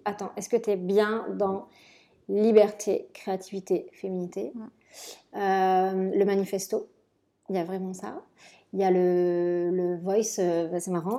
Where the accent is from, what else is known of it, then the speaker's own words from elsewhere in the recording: Marseille, Provence-Alpes-Côte d'Azur, France; moved away as an adult; also born or lived in Paris / Milan; retourner chez moi à Marseille